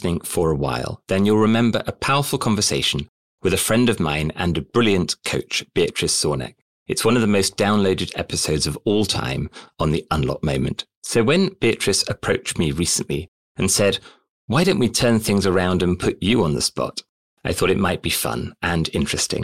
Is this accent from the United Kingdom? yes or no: yes; United Kingdom; also born or lived in Southampton; I grew up here in the UK